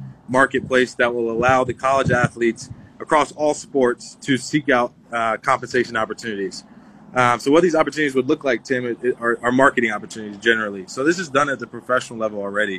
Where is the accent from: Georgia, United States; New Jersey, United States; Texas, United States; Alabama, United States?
New Jersey, United States; Teaneck; Northern Jersey, where I'm from